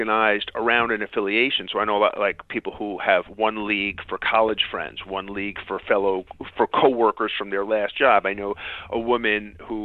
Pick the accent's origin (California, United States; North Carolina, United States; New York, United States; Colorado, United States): New York, United States; New York City; I grew up in Queens and lived relatively near Shea Stadium.